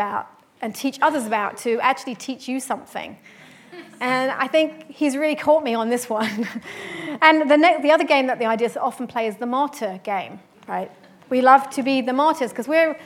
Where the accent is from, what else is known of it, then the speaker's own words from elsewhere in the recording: London, United Kingdom; moved away as an adult; I'm from London, and I moved here when I was 30